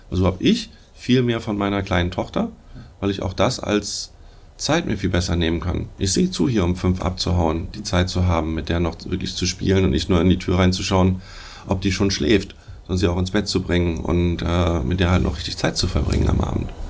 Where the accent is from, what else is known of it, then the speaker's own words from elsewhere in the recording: Hamburg, Germany; Ich komme eigentlich aus Hamburg, daher auch Moin Moin mal vorhin.